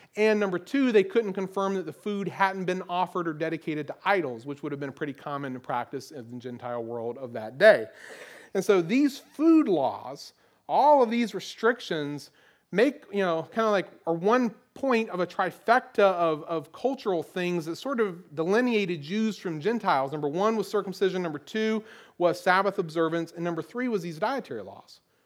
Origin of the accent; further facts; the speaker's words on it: Eastern North Carolina, United States; I grew up in the South. I grew up in Eastern North Carolina